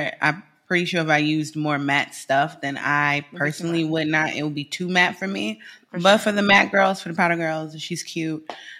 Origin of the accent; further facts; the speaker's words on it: Midwest, United States; I'm from the Midwest.